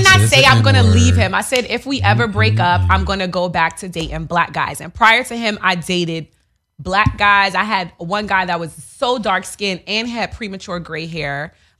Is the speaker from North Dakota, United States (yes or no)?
no; New York, United States; growing up in New York